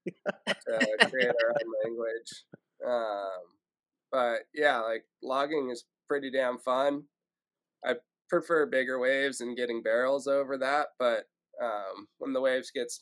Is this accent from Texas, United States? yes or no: no; San Francisco, California, United States; moved away; also born or lived in Marin County, California / Ventura County area, California; I grew up in the Bay Area